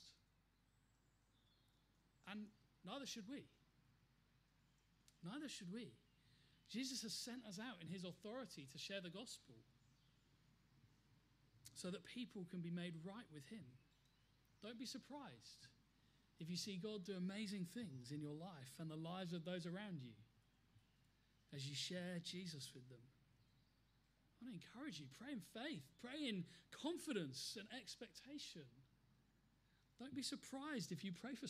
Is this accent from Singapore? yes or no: no; United Kingdom; also born or lived in Plymouth; We're British